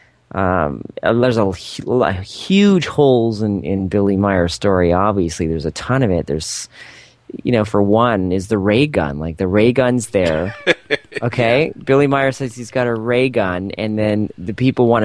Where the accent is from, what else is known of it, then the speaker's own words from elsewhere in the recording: Canada; I'm from Canada. We're pretty nice up here.